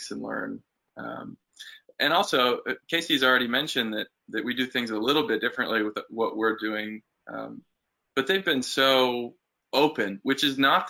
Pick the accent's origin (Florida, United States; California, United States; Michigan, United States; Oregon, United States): Oregon, United States; Portland; also born or lived in Jinja, Uganda; now in Walters, United States; And then we moved back to Portland, Oregon.